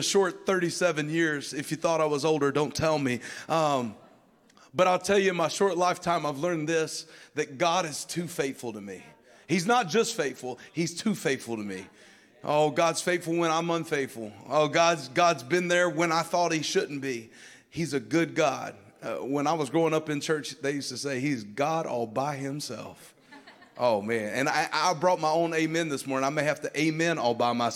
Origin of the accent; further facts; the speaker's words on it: North Alabama, United States; moved away as an adult; also born or lived in Sacramento, California; now in Tampa, Florida, United States; I was born and raised in North Alabama